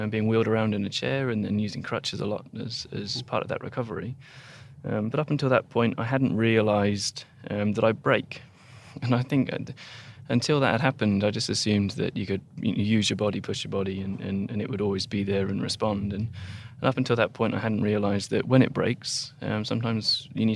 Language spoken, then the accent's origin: English; Taunton, South West England, United Kingdom; moved away as an adult; now in Australia; where I grew up